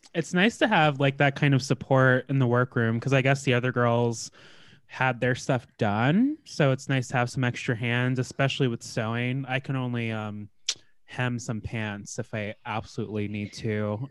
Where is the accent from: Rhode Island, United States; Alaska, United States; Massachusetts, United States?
Alaska, United States; I grew up in the north in Alaska